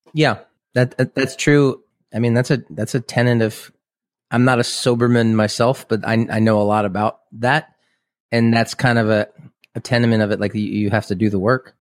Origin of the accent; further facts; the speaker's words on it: Kansas City, Missouri, United States; moved away as an adult; also born or lived in Boston; now in Lawrence, Kansas, United States; we grew up in Kansas City, and I grew up on the Missouri side